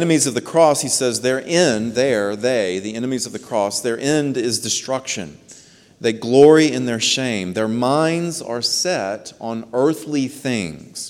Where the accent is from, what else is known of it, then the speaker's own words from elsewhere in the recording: United States; We are American citizens